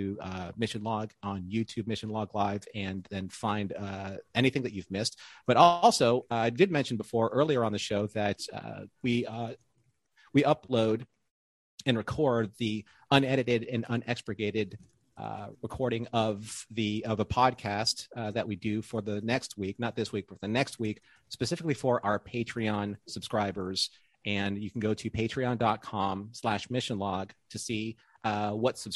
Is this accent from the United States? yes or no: yes; Hawaii, United States; I'm from Hawaii too